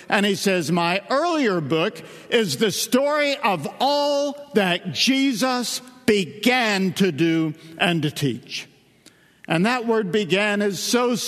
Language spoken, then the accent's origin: English; Northeast Tennessee, United States; accent: East Tennessee dialect; I'm from East Tennessee, Northeast Tennessee. I'm a hillbilly. I grew up where God made the sun shine and we made the moon shine